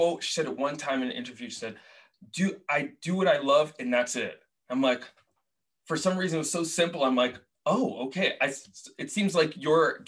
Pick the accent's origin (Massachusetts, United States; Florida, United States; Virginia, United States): Massachusetts, United States; Boston; moved away as an adult; also born or lived in Portland; I grew up in Boston, lived in Portland, now I live here